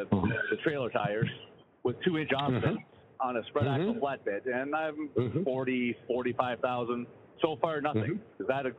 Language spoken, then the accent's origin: English; Canada; I'm not even from Florida. I'm Canadian.